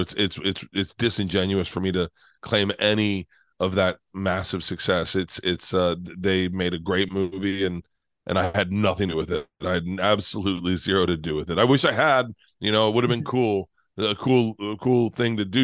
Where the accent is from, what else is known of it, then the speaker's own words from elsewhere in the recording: Florida, United States; I'm from Florida